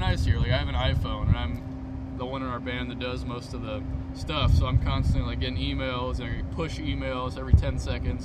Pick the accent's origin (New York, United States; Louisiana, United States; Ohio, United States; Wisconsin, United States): Louisiana, United States; North; we're from North Louisiana